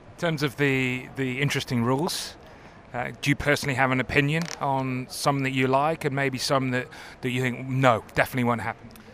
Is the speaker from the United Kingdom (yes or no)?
yes; United Kingdom; being British